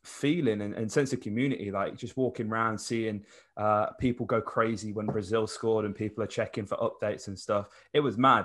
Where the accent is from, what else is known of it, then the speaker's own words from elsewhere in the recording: England, United Kingdom; we're English